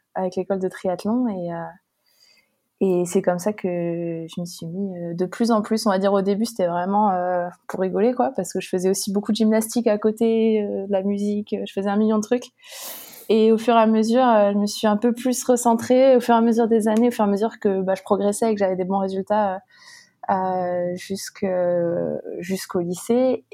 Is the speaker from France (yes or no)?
yes; Chaumont, Grand Est, France; moved away; also born or lived in Montpellier; je viens du nord-est de la France à l'origine. Euh, de Chaumont, donc préfecture de la Haute-Marne